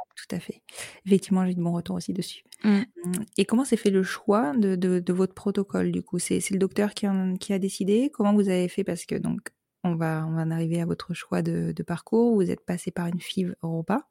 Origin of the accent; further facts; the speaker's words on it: Bordeaux, Nouvelle-Aquitaine, France; Je suis de Bordeaux